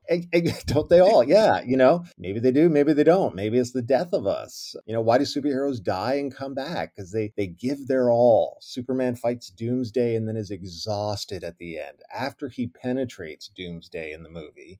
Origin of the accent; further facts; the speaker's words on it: Ontario, Canada; now in United States; that wasn't my experience growing up in Ontario